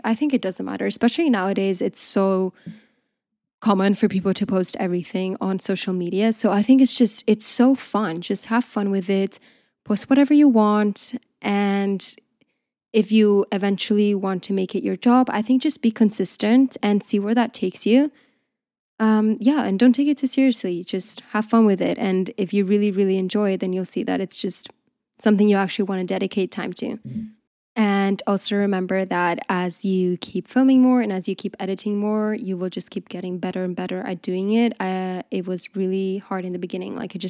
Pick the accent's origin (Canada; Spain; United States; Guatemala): Spain; also born or lived in Portugal; now in United Kingdom; I grew up in Spain and in Portugal. So I just feel like there, the culture is very different. I feel like here, when I came to the UK, I realized that things are a bit different